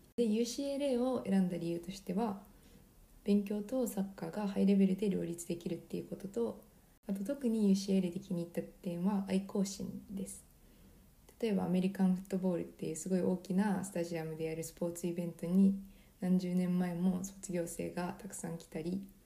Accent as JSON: {"language": "Japanese", "country": "Japan", "moved": "yes", "lives_now": "United States", "said": "自分の母国じゃないところに住むっていう点では"}